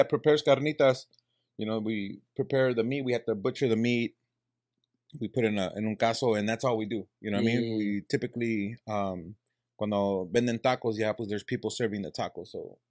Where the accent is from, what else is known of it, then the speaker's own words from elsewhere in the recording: Los Angeles, California, United States; also born or lived in South Central, Los Angeles / Inglewood; we grew up in Wilmington, over there in the harbor area, and we moved over to Inglewood.